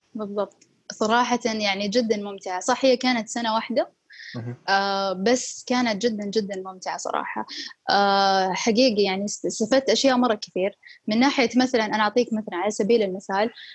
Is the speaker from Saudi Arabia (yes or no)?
yes; Saudi Arabia; عندنا بالسعودية